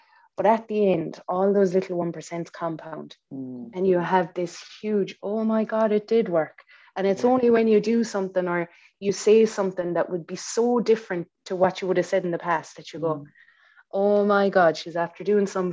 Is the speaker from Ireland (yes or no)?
yes; Ireland; we're Irish